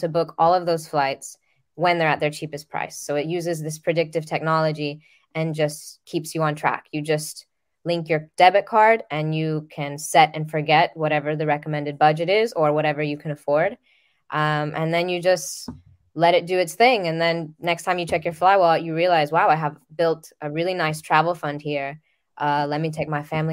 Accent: Dominican Republic; I'm originally from the Dominican Republic

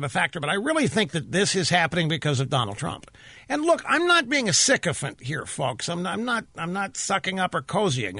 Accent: Midwest, United States; I grew up in the Midwest where patriotism was as natural as breathing air and drinking water

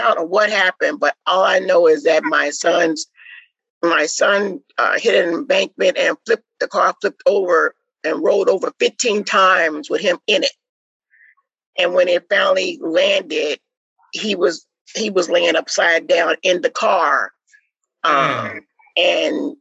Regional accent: Midwest, United States; moved away; we was raised in the Midwest

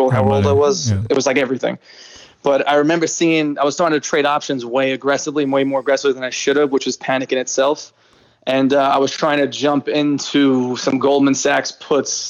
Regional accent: New York City, New York, United States; born or raised there

